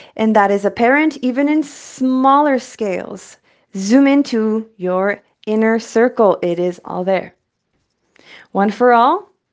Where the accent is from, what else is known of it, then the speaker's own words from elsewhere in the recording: El Paso, Texas, United States; now in San Francisco Bay Area, United States; I'm from Texas and then became a bay bitch. I'm from El Paso, Chuco Town, nine one five vibes.